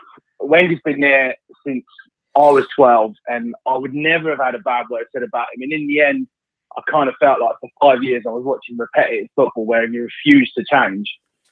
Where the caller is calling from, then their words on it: Worthing, South East England, United Kingdom; I'm calling from Worthing.